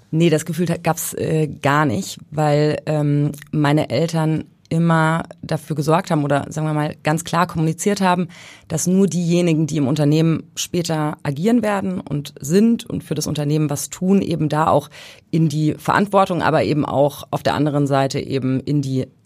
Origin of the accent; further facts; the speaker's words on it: Thuringia, Germany; also born or lived in Hesse / Bavaria; In Hessen, also geboren, aber aufgewachsen später in Thüringen und in Bayern.